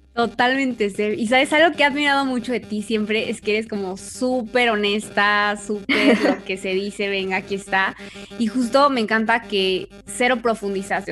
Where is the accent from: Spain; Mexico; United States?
Mexico; como latinas y mexicanas